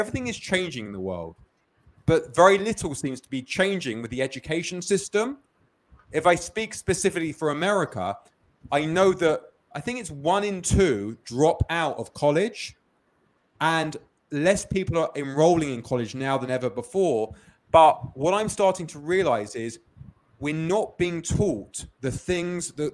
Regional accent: London, United Kingdom; now in Los Angeles, United States; I grew up in London, as you may hear from the accent.

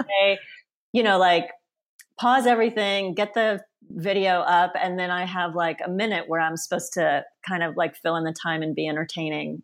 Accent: Auburn, Alabama, United States; first language Polish; English is a second language; also born or lived in Sweden / Stockholm / Poland; now in San Francisco, United States; I grew up in a small town called Auburn, Alabama, which is a college town

